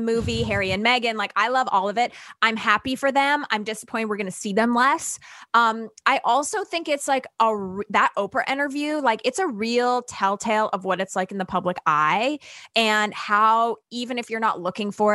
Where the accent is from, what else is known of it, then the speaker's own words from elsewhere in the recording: Canada; I'm Canadian.